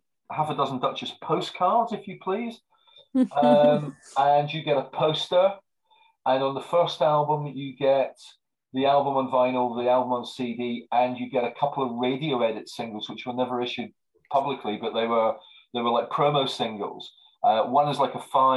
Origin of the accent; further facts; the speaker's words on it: Marlow, South East England, United Kingdom; Marlow, which is my hometown